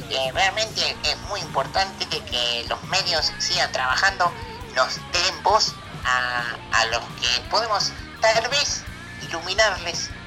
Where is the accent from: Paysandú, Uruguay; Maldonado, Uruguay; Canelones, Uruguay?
Canelones, Uruguay; soy, de la ciudad de, Canelones. Eh, después estuve viviendo un, tiempo, por eso que, tengo un acento diferente